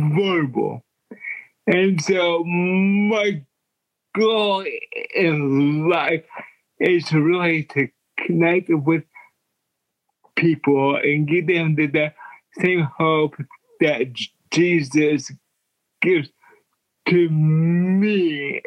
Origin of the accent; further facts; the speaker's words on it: Yukon, Oklahoma, United States; also born or lived in Dallas, Texas; now in Hollywood, United States; I am from a suburb of Oklahoma City called Yukon